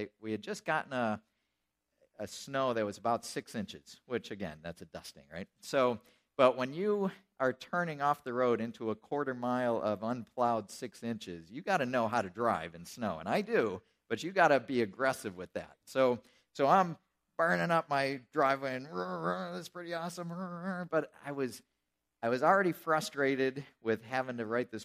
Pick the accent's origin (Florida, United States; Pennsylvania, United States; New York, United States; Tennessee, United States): New York, United States; Colesville; moved away; I grew up outside of Buffalo